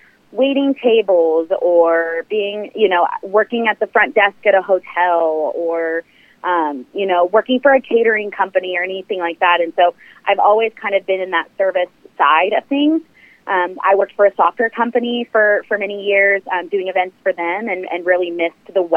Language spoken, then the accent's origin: English; Kansas City, Missouri, United States; I'm from Kansas City, grew up here, went to school here